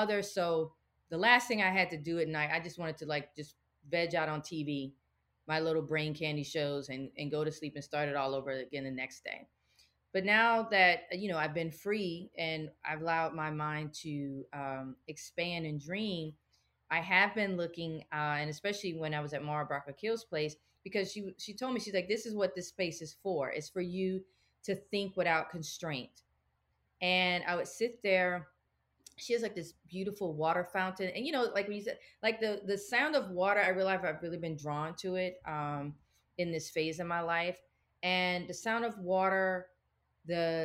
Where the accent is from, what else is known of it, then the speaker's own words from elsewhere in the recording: the South, United States; we're from the South, like my big mama pretty much was a domestic worker